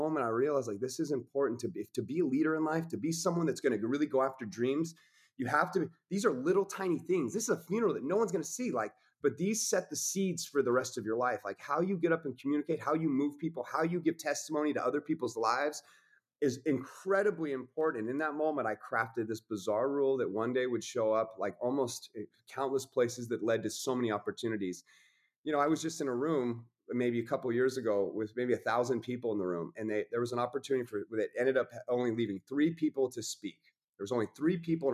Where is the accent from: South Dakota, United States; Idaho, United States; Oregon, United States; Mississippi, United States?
Idaho, United States; Coeur d'Alene; I'm from Coeur d'Alene, Idaho.